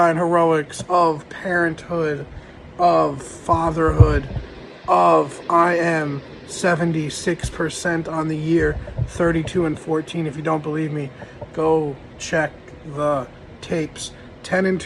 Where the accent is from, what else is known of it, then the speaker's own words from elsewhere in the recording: New York, United States; I'm from New York